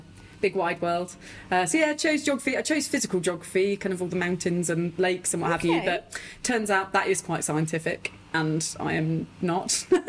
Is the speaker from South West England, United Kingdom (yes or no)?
yes; Corfe Castle, South West England, United Kingdom; I grew up in Dorset on the south coast.